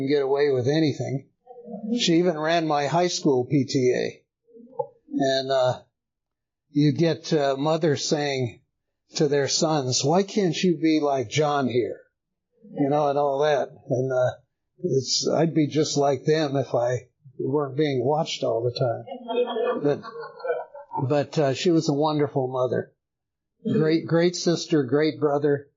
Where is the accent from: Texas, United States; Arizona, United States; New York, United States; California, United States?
Texas, United States; El Paso; moved away as an adult; now in Woodstock, United States; I was born in El Paso, Texas in 1942.